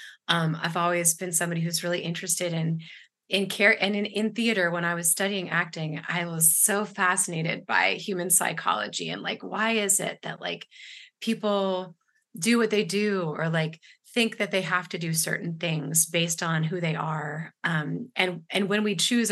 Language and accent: English; Ashland, Virginia, United States; now in Durham, United States; I grew up in Ashland, Virginia